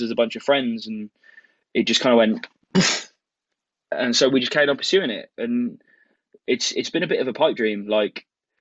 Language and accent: English; United Kingdom; We say cute in the UK